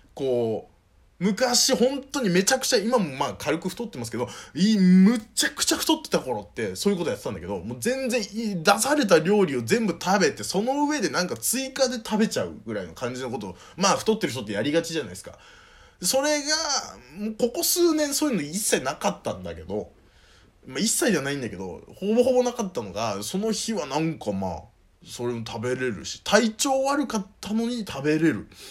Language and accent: Japanese; Northern Kanto, Japan; moved away as an adult; also born or lived in Saitama; もともと僕が生まれ育った町の方に戻ってるんですよ。まあもう、どこかっていうと北関東になんですけど